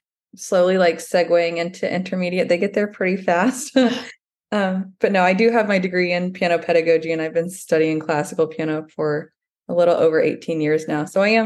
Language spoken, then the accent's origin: English; Dallas, Texas, United States; moved away as an adult; also born or lived in New York City / South Carolina; like you said. I grew up in Dallas, Texas